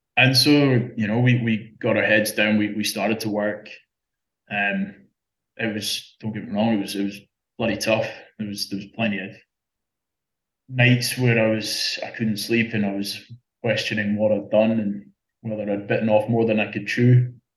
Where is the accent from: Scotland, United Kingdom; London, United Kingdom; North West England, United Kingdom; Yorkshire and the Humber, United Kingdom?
Scotland, United Kingdom; moved away as an adult; now in Australia; I'm, I'm not from here in Australia. I, I, I grew up in Scotland.